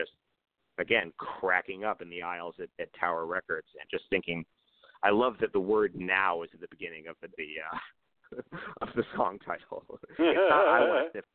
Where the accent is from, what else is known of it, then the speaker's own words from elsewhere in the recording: New York City, New York, United States; my background is I grew up in New York City